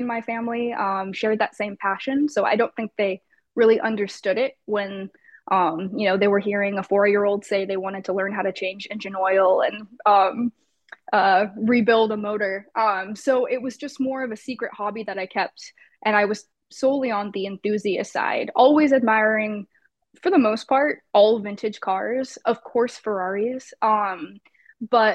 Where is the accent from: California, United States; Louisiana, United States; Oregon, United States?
California, United States; Los Angeles; I'm born and raised in Los Angeles